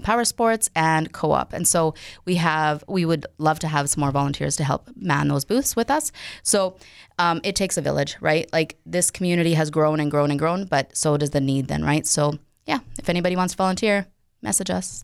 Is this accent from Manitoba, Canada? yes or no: yes; Winkler, Manitoba, Canada; born or raised there; also born or lived in Paraguay